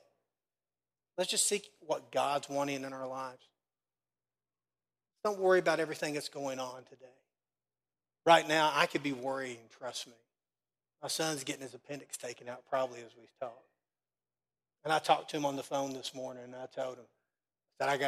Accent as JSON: {"language": "English", "area": "Casey County", "region": "Kentucky", "country": "United States", "moved": "yes", "lives_now": "Danville, United States", "said": "I'm from Casey County, so trust me. Being in church most of my life in Casey County, I got a few critics too. That's why I'm in Danville now."}